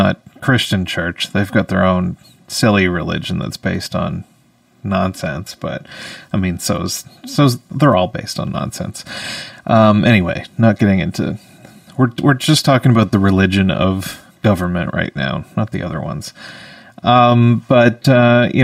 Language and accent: English; Canada; as a Canadian